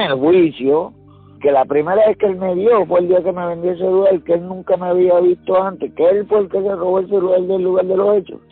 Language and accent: Spanish; Gurabo, Puerto Rico; mi pueblo, de Gurabo